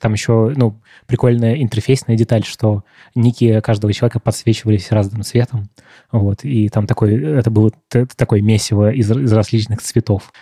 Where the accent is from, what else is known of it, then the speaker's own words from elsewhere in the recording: Moscow, Russia; в том районе, где я рос, в Марьино